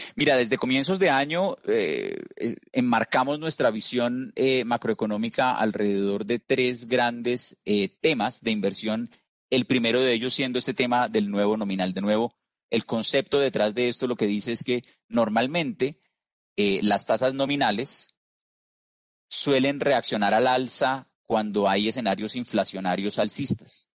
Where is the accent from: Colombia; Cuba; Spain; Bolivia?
Colombia; como escuchas por mi acento, no soy peruano, soy colombiano